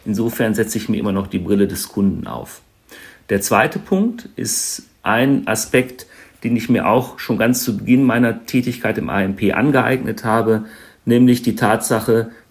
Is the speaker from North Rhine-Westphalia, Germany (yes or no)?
yes; North Rhine-Westphalia, Germany; born there; ich bin 46 Jahre alt, gebürtiger Ostwestfale und nunmehr seit fast 14 Jahren Wahlrheinländer.